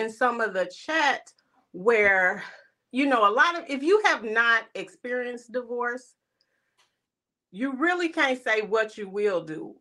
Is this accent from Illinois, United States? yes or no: yes; East St. Louis, Illinois, United States; now in Minnesota, United States; I'm originally from East Saint Louis, but I live in Minnesota.